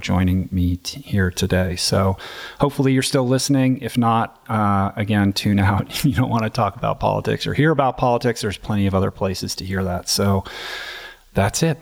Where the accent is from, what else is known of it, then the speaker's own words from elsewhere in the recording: Bethesda, Maryland, United States; I grew up in Washington, D C, very much inside the Beltway, uh, in Bethesda, Maryland, in my neighborhood